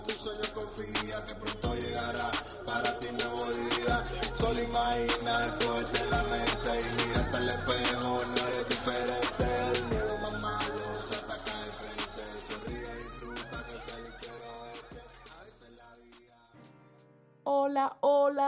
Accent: Cuba; born or raised there; now in United States

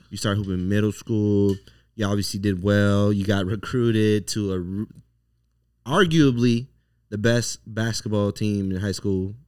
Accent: Las Vegas, Nevada, United States; also born or lived in Los Angeles; was raised here, but I was born in L

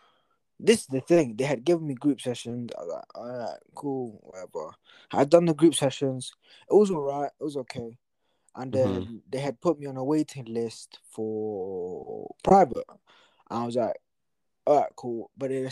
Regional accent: Atlanta, Georgia, United States; I'm like, nah, bro, I'm from Atlanta, bro. I'm African American, bro.

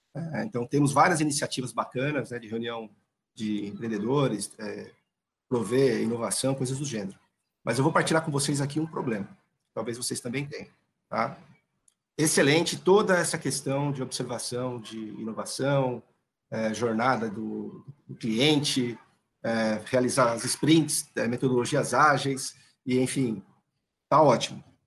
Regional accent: São Paulo, Brazil; accent: paulistano; Desculpa o sotaque paulistano

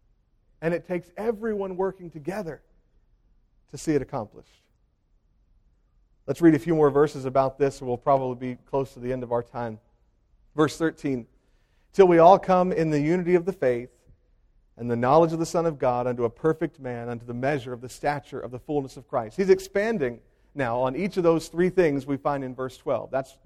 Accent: Hopewell, United States; The church I grew up in Hopewell, was pastored by my grandfather for 50 consecutive years.

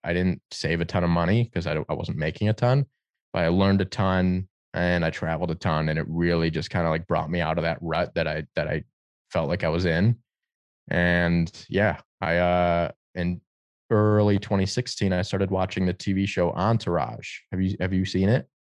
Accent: Detroit, Michigan, United States; growing up in Detroit

